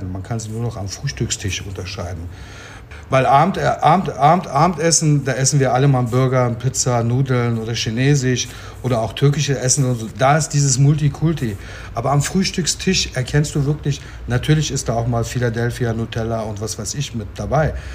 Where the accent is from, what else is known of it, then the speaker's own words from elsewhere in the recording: Turkey; now in Germany; also ich habe mich ja immer als Türke gefühlt hier, aber es war als Türke ist Deutschland meine Heimat sozusagen. Ich kann mir nicht vorstellen, dass ich jetzt in Ankara leben kann oder in Istanbul leben kann.